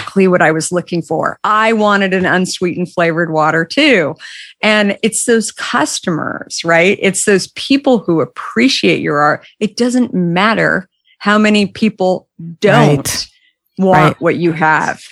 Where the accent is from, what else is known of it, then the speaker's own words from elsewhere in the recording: Arizona, United States; also born or lived in Minneapolis; I grew up in Arizona